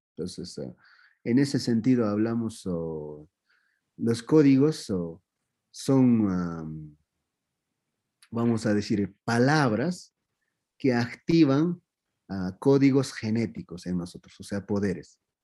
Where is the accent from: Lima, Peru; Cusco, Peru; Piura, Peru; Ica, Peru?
Cusco, Peru; Q'eros; Spanish is a second language; now in Cusco, Peru; soy de Peros y no, yo soy, ahora estoy en Cusco